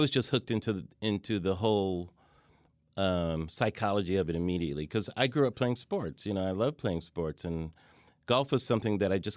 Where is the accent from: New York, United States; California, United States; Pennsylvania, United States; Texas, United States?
California, United States; Pomona; Pomona, California, Southern